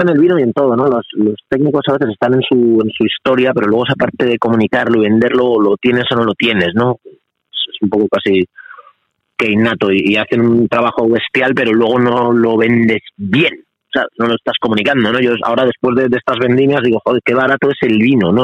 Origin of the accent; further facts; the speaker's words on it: Madrid, Community of Madrid, Spain; soy de Madrid, yo vivo en Madrid, eh, mi padre era del Bierzo y, mi madre es colombiana